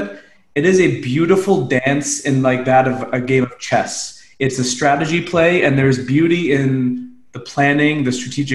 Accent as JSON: {"language": "English", "town": "Unionville", "region": "Ontario", "country": "Canada", "tie": "born or raised there", "said": "I'm a suburban kid. I grew up in Unionville, Ontario, about 30 minutes outside Toronto."}